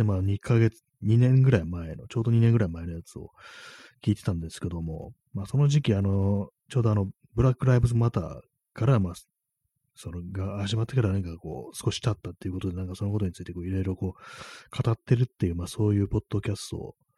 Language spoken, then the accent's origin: Japanese; Tokyo, Japan; 東京の人間が関西弁使うんじゃない